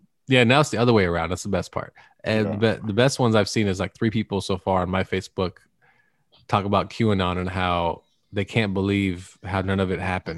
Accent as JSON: {"language": "English", "country": "Canada", "said": "Well, I don't pay taxes because I'm Canadian."}